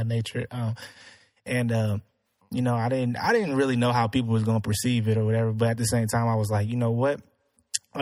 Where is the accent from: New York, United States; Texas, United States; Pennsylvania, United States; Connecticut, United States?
Texas, United States; Spring; I grew up in Spring. I live in Spring